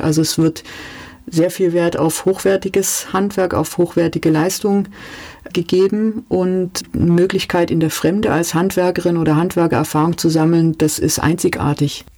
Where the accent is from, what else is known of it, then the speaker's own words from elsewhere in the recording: Calw, Baden-Württemberg, Germany; also born or lived in Stuttgart; Ich bin aufgewachsen im Raum Kalf. Das ist ein relativ hügeliges Gebiet im Nordschwarzwald schon.